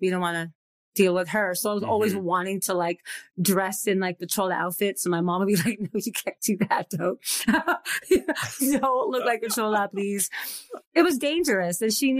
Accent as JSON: {"language": "English", "town": "Los Angeles", "region": "California", "country": "United States", "tie": "born or raised there", "also_born_or_lived": "Whittier", "said": "In LA, East LA. So, yeah."}